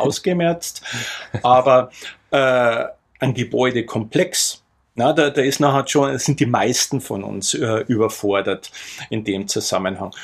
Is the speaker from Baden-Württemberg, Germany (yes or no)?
no; near Altötting district, Bavaria, Germany; ich komme aus der Nähe vom Landkreis Altötting. Mhm. Dort haben wir auch einen großen Bauernhof, auch heute noch.